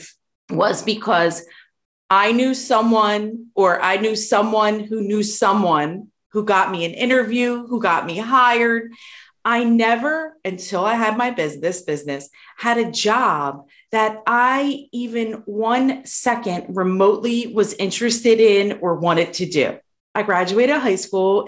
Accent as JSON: {"language": "English", "town": "Philadelphia", "region": "Pennsylvania", "country": "United States", "tie": "born or raised there", "said": "the community that I grew up in Philadelphia"}